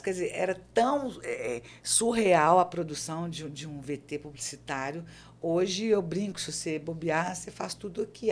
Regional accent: Belo Horizonte, Minas Gerais, Brazil; moved away as an adult; now in João Pessoa, Brazil; eu sou de Belo Horizonte, né? E assim, há 12 anos eu estou aqui na Paraíba. É, sou mineira da Gema

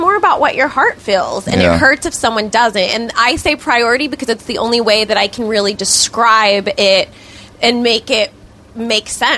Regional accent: Victorville, California, United States; I grew up in Victorville

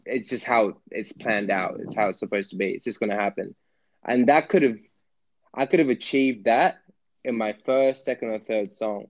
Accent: Jamaica; being Jamaican, I had music in the house all the time

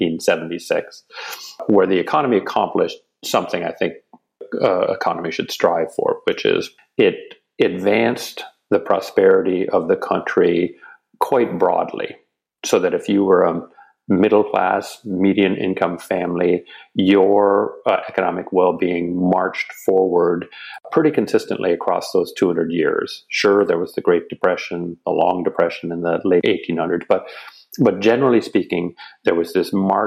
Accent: Canada; got talked into returning to my home country, which is Canada

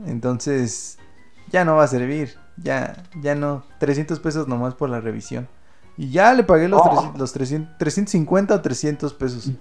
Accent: Mexico; en este país

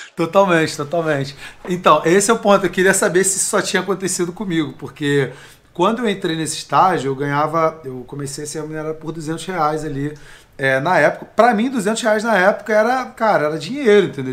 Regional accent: Nova Iguaçu, Rio de Janeiro, Brazil; Eu nasci lá em Nova Iguaçu, né, cara? Baixada Fluminense, Rio de Janeiro.

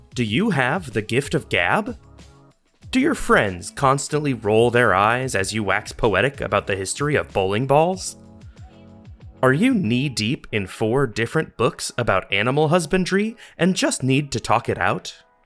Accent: Columbus, Georgia, United States; moved away as an adult; also born or lived in Las Vegas, Nevada / Chicago; now in Columbus, United States; I was born in Columbus, Georgia, at eleven fifty-seven P M on September the twenty-seventh, nineteen ninety, in what was then the Columbus Medical Center

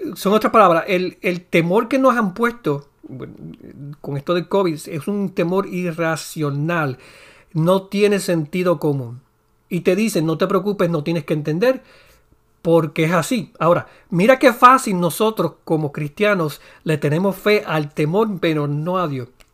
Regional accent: Puerto Rico; soy puertorriqueño

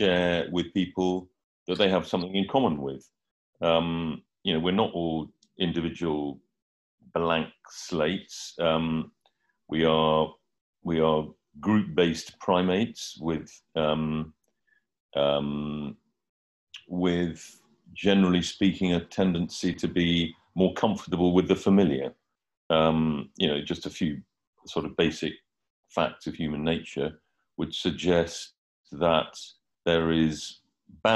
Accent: United Kingdom; also born or lived in Hampstead, London; I'm a British journalist and writer.

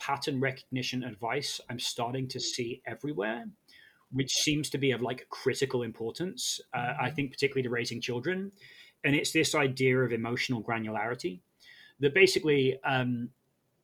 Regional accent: United Kingdom; I'm British

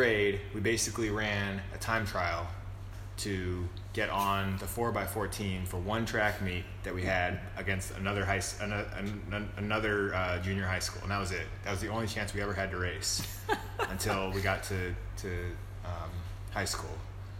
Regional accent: Virginia, United States; now in Tennessee, United States; when I grew up in Virginia

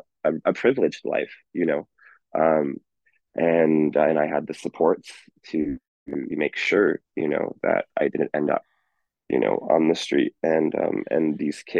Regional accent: Bonnyville, Alberta, Canada; now in Edmonton, Canada; I grew up with in Iron River School, 100 students, such a small, tiny farming community

